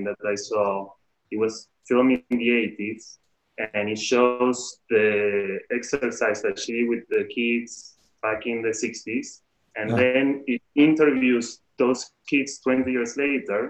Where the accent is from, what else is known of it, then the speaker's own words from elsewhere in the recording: Argentina; moved away as an adult; also born or lived in San Francisco; now in United States; I'm from Argentina and I moved here 20 years ago. So like half my life I live here now